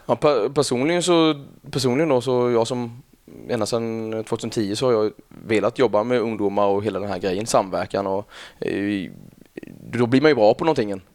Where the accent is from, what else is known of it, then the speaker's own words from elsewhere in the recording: Kalmar, Kalmar County, Sweden; also born or lived in Öland; Jag eh, är uppväxt i ett samhälle som heter, eller en ja, ett samhälle utanför Kalmar, då, 6 km ungefär, Rinkebyholm